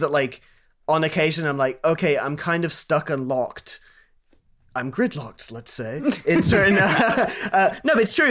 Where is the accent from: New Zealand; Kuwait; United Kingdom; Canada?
Kuwait; I grew up in Kuwait